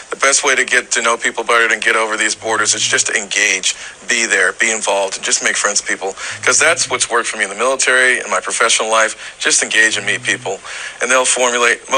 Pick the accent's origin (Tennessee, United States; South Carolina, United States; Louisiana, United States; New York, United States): South Carolina, United States; Charleston; moved away as an adult; also born or lived in Jacksonville, Florida; I'm from Charleston, but I was still serving in military service